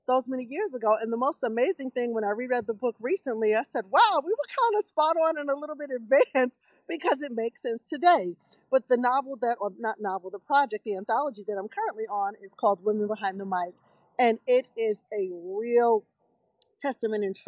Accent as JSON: {"language": "English", "region": "New York", "country": "United States", "tie": "born or raised there", "also_born_or_lived": "Baltimore/Washington D.C.", "moved": "yes", "said": "I'm from Brooklyn."}